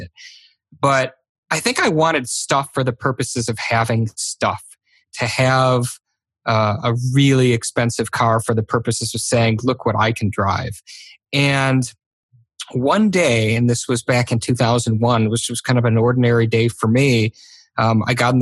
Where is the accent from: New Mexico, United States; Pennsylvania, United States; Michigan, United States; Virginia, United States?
Michigan, United States; I grew up in Michigan to two really wonderful down-to-earth parents.